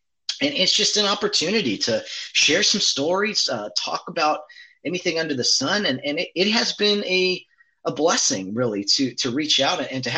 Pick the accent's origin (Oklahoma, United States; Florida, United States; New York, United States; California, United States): California, United States; Glendora; And I grew up in Glendora, and that's like 3 or 5 miles, like miles away. It's the neighboring town